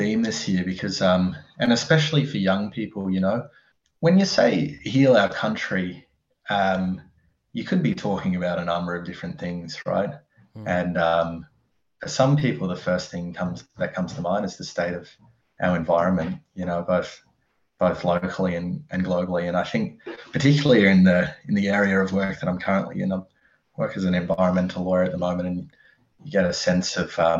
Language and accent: English; Dubbo, New South Wales, Australia; born there; also born or lived in Canberra / Adelaide / Newcastle; I was born in Dubbo, Wiradjuri country, and I grew up all around Australia, actually.